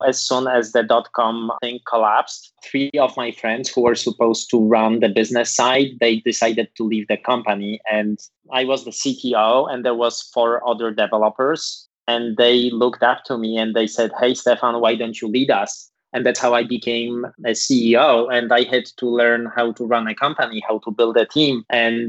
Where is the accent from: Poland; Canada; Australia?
Poland; moved away as an adult; also born or lived in Iowa, United States; now in Palo Alto, United States; I was born and raised in Poland in the late 70s.